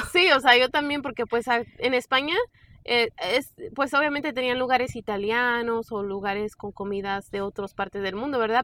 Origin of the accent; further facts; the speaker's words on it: San Miguel de Allende, Guanajuato, Mexico; now in Raleigh, United States; nosotros somos de San Miguel Allende